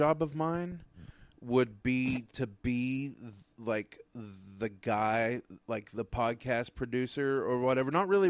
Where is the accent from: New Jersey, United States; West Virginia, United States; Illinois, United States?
West Virginia, United States; moved away as an adult; also born or lived in Paintsville, Kentucky / Los Angeles; now in Pittsburgh, United States; I was born in Kentucky, grew up in for the majority of my life in West Virginia, lived in L.A. for a minute